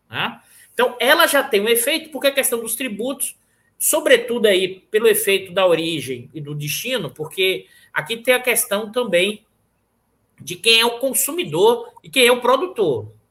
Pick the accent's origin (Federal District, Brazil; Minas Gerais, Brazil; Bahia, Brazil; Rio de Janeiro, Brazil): Bahia, Brazil; apesar de que sou baiano, mas meu pai é do interior da Bahia.